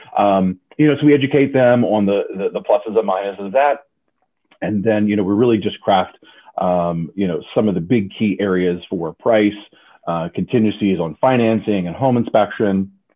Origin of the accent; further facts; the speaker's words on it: Frederick, Maryland, United States; I was born and raised in the Frederick, Maryland area